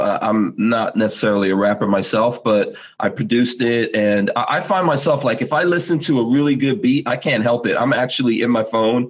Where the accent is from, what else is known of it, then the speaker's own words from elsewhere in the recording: Guyana; I'm from the Caribbean. I was born in Guyana.